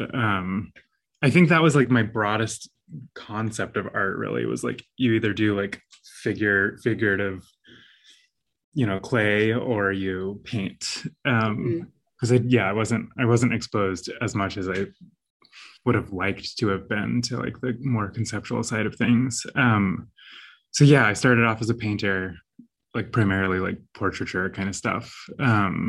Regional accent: Central California, United States; I grew up in a small little town in Central California

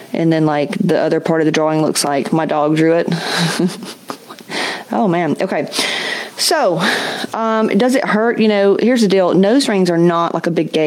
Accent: West Georgia, United States; I come from Southern Baptist, West Georgia

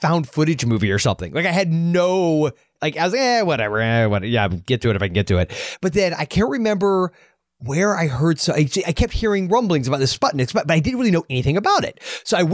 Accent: United States; when you're growing up in America in the 80s

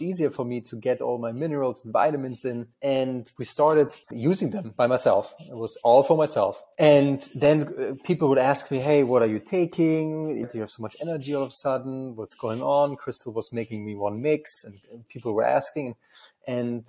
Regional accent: Germany; accent: German; English is a second language; moved away as an adult; also born or lived in United States; I'm originally from Germany, as you can tell from my terrible accent. And I come from a very small town in Germany

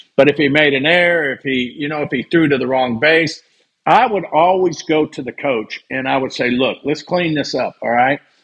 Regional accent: California, United States; I grew up in California

